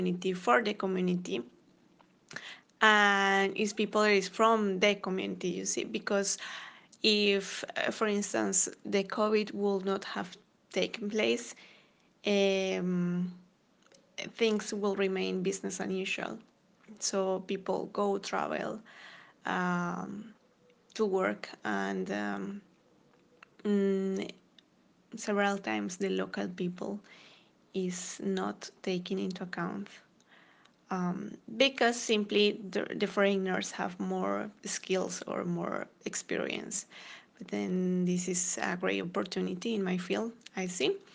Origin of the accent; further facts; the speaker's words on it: Colombia; now in Copenhagen, Denmark; I am originally from Colombia